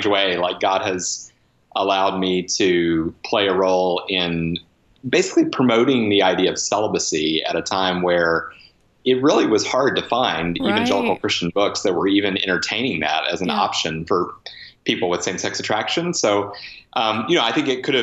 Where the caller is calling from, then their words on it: Ambridge, Pennsylvania, United States; I'm calling from my house in Ambridge, Pennsylvania, which is just outside Pittsburgh.